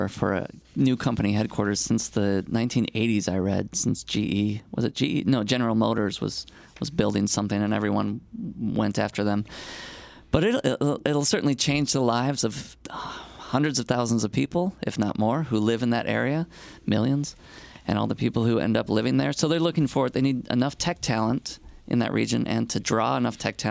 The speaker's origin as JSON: {"language": "English", "town": "Chicago", "region": "Illinois", "country": "United States", "tie": "born or raised there", "said": "my hometown of Chicago."}